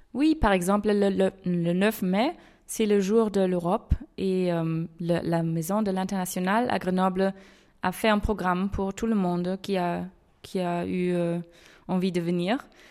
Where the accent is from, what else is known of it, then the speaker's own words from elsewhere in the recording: Essen, North Rhine-Westphalia, Germany; je viens de la ville d'Essen